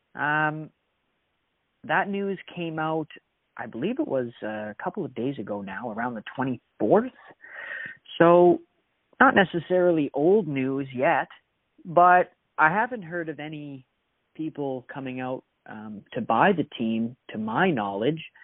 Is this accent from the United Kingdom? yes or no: no; Sault Ste. Marie, Ontario, Canada; moved away; I'm here in Sault Ste. Marie, recording from my hometown